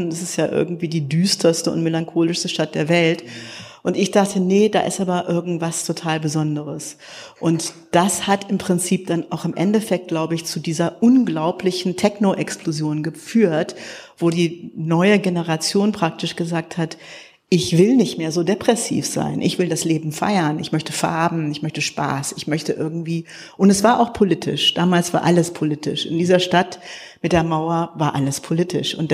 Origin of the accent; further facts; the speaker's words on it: United States; Und ich als Amerikanerin kam an und dachte, das ist ja irre, die Leute in meinem Alter äh, entschuldigen sich immer noch für einen Krieg.